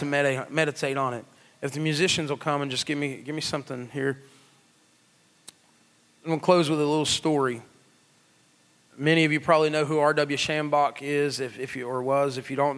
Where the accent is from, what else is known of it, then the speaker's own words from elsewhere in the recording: McDowell County, West Virginia, United States; I'm from McDowell County. We probably didn't have computers even when everybody else did